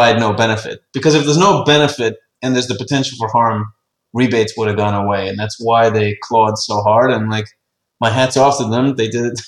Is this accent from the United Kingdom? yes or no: no; Ireland; I'm an Irish guy.